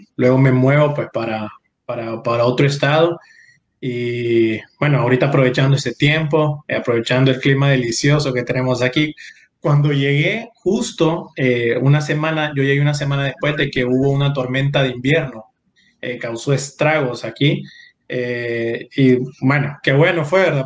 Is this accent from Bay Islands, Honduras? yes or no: no; San Pedro Sula, Cortés, Honduras; also born or lived in Tegucigalpa; yo nací en Tegucigalpa. Mi papá, la familia de mi papá es de Tegucigalpa pero yo bromeo con que solo me hicieron allá y, y me, me, dieron forma y a los días me llevaron para San Pedro